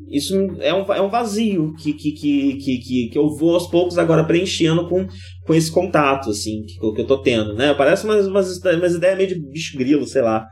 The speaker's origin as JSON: {"language": "Portuguese", "town": "Campos", "country": "Brazil", "tie": "born or raised there", "moved": "yes", "said": "o bairro que eu cresci em Campos"}